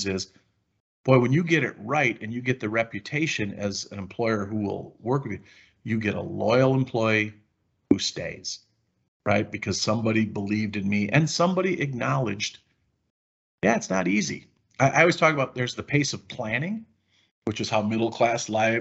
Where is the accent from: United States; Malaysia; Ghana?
United States; Wisconsin; I'm from Wisconsin